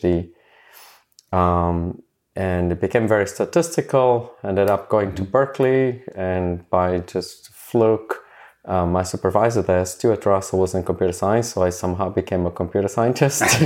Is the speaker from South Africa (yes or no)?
yes; South Africa; moved away as an adult; also born or lived in Cambridge; I went back to South Africa